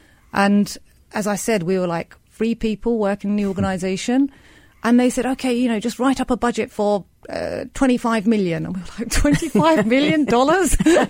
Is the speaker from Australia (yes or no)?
no; United Kingdom; now in Turkey; So I actually grew up in the UK, as you can tell by my accent. And when I graduated with an economics and politics degree, I wanted to move out to Turkey, back to my homeland